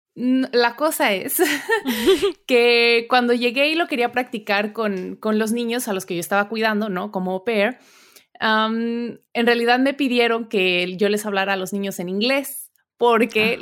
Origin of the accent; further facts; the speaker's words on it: Puebla, Mexico; moved away as an adult; also born or lived in Saltillo, Coahuila; now in Germany; yo soy mexicana, nací en Saltillo, Coahuila, o sea, muy al norte de México, pero en realidad crecí en Puebla